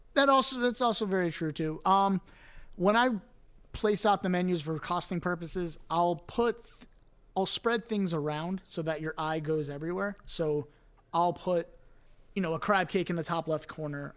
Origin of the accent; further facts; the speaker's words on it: Cooper City, Florida, United States; moved away as an adult; also born or lived in Fort Lauderdale, Florida / New York; grew up in Cooper City